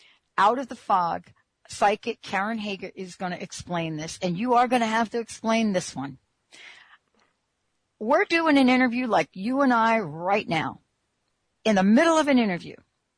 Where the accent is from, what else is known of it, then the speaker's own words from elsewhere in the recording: Missouri, United States; I'm like, what's that state where you're from? I'm from Missouri.